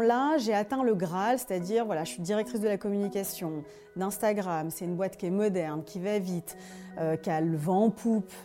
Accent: Dijon, Bourgogne-Franche-Comté, France; moved away as an adult; also born or lived in Paris; Je monte à Paris, comme on dit, nous les gens de province, que je viens de Dijon

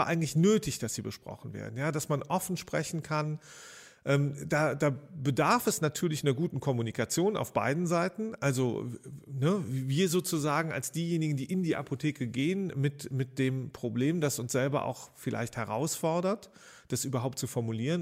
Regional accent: Rhineland, Germany; da war ich so 18, 19 Jahre alt in meiner Heimatstadt

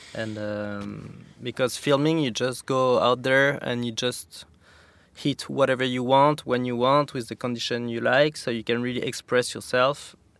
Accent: Saint-Lary-Soulan, Occitania, France; also born or lived in Val Thorens, France; now in Capbreton, France; I grew up in the Pyrenees, like a half hour from Spain in a resort called Saint Lary.

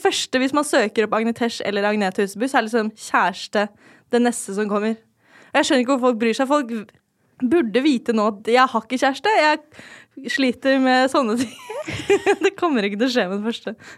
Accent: Lørenskog, Akershus, Norway; also born or lived in Oslo; jeg er født eh, i Oslo, da, men jeg bodde ikke der så lenge. Det var sånn de tre første årene av livet. Og så flytta til Fjellhamar. Levde liksom livet

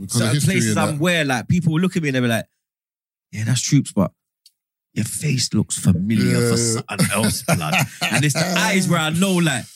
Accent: London, United Kingdom; I'm from Northwest. I'm Graham Park

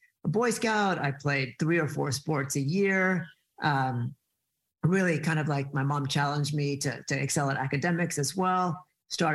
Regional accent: San Leandro, California, United States; also born or lived in Africa / Boulder, Colorado; I was born in Africa, but was raised in Boulder, Colorado, and San Leandro, California, a suburb of Oakland

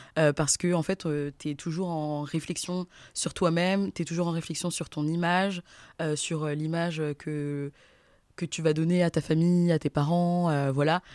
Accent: Versailles, Île-de-France, France; j'ai grandi à Versailles

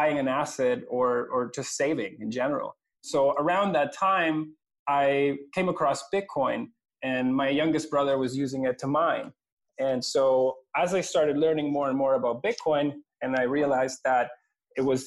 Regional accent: Venezuela; moved away as an adult; now in Canada; I'm originally from Venezuela, which is where I grew up. I came to Canada in 2003 to do my university

